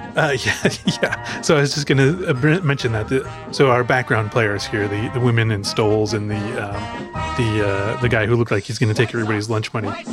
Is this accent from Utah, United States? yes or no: no; Chicago, Illinois, United States; moved away; I am from Chicago